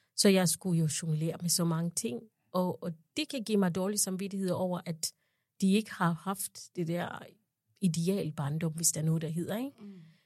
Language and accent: Danish; Uganda; moved away as an adult; now in Denmark; jeg kommer jo fra Uganda